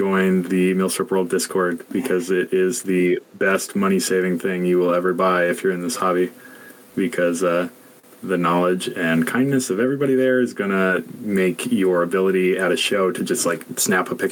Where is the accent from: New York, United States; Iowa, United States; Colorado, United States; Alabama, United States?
Iowa, United States; moved away; also born or lived in Nebraska; I'm from Iowa originally, so Midwest has my heart.